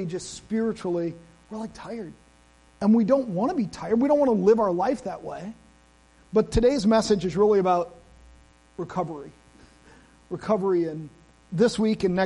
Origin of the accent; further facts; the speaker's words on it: United States; I am an American.